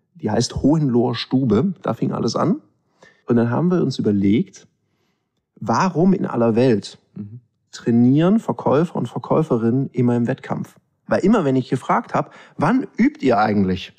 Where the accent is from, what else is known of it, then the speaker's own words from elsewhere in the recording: Swabia, Baden-Württemberg, Germany; ich bin halb Ägypter, halb Schwabe